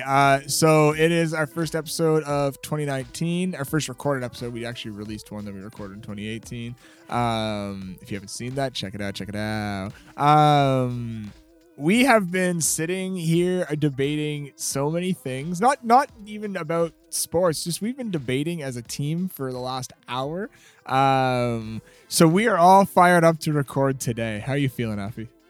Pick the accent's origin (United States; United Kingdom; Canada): Canada; we're Canadian